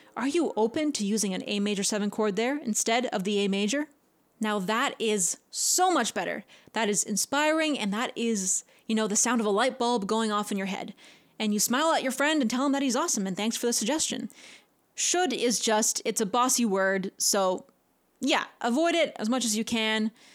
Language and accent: English; Canada; I'm a Canadian